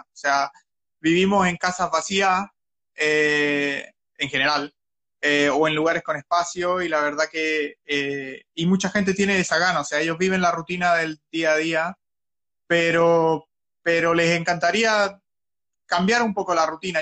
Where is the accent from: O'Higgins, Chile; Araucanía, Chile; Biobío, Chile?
Biobío, Chile; Talcahuano; moved away as an adult; now in Australia; soy de Talcahuano, del el mejor puerto de Chile